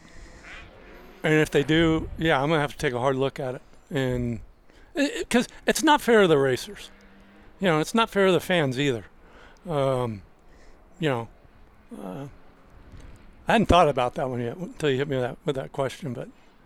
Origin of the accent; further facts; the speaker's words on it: Murrieta, California, United States; my hometown of Marietta